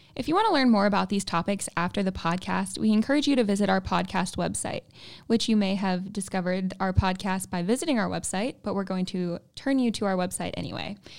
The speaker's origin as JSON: {"language": "English", "town": "Kansas City", "region": "Missouri", "country": "United States", "moved": "as an adult", "lives_now": "Murfreesboro, United States", "said": "I'm originally from Kansas City, Missouri"}